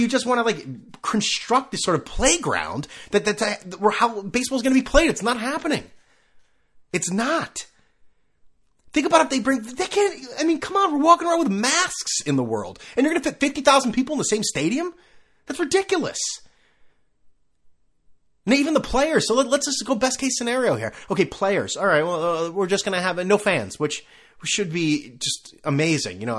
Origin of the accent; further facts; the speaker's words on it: China; I mean, yeah, I came from China, and historically, if we want to call it